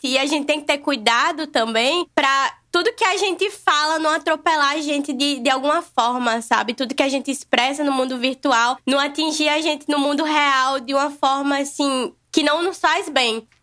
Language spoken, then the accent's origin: Portuguese; Natal, Rio Grande do Norte, Brazil; eu sou de Natal, Rio Grande do Norte, Nordeste com muito amor